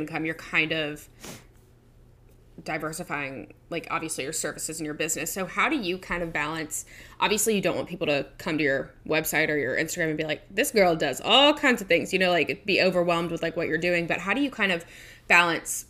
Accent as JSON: {"language": "English", "town": "Baton Rouge", "region": "Louisiana", "country": "United States", "tie": "born or raised there", "said": "I'm from Baton Rouge as well"}